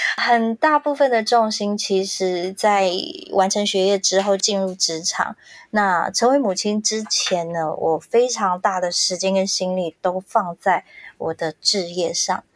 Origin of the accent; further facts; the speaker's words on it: Hsinchu County, Taiwan; accent: Hailu Hakka; 我是客家人，我的爸爸是新竹竹东客家人。我从小在新竹长大，跟着我的阿公阿婆，他们把我们带大。那我妈妈是美浓的客家人，她跟 Helen 一样是讲四线腔，但她讲是南四线。那嗯。我在新竹长大是讲海陆腔